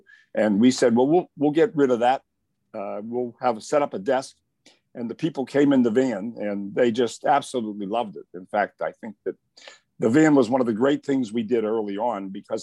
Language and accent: English; Pittsburgh, Pennsylvania, United States; also born or lived in Connellsville, Pennsylvania; moved when I was 6 or 7 years old to Pittsburgh. And I grew up and went to Taylor Alderdice High School, City High School in Pittsburgh.